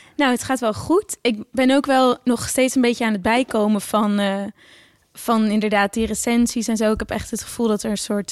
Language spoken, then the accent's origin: Dutch; Oudkerk, Friesland, Netherlands; moved away; also born or lived in The Hague / Brussels; ik kom uit Oortjerk en ik ben echt naar de basisschool En ja, iedereen praat gewoon Fries